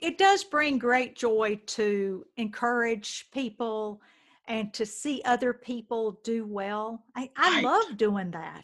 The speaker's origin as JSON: {"language": "English", "region": "the South", "country": "United States", "tie": "born or raised there", "said": "growing up in the South"}